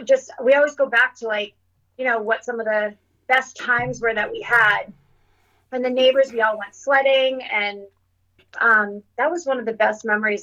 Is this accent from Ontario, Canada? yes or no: yes; Sudbury, Ontario, Canada; One of my fondest memories would be snowstorms in Sudbury when we would